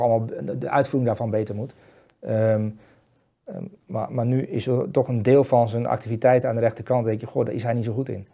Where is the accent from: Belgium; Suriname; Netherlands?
Netherlands; wij centrale verdedigers als Nederlanders